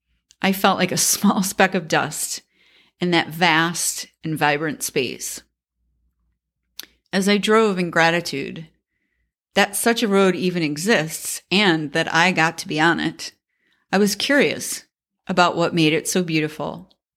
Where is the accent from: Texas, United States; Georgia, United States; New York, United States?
New York, United States; I grew up in Central New York. Although the winter started in October and sometimes ended in May